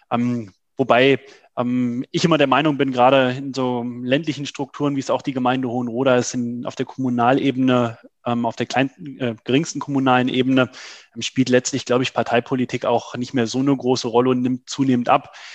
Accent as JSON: {"language": "German", "town": "Trendelburg", "region": "Hesse", "country": "Germany", "tie": "born or raised there", "said": "dass ich mich aktiv ähm, für meine Heimatstadt, damals noch Trennelburg, ähm, engagieren will."}